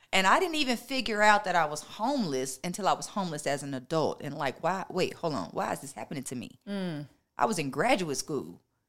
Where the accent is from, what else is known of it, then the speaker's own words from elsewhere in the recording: Nashville, Tennessee, United States; also born or lived in Tampa, Florida / Columbus, Ohio / Minnesota / California; But I was raised in Nashville, Tennessee, and Tampa, Florida. Those are the two places that I invested the most of my life.